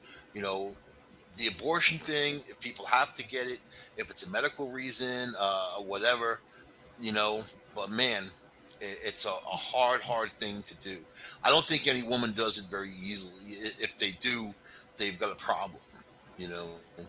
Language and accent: English; El Paso, Texas, United States; born there; I was born in El Paso, Texas.